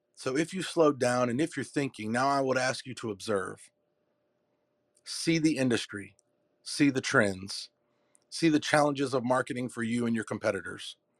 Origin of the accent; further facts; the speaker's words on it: Durham, North Carolina, United States; I'm from Durham, North Carolina. It's my hometown. And I was I was born in the not so so good parts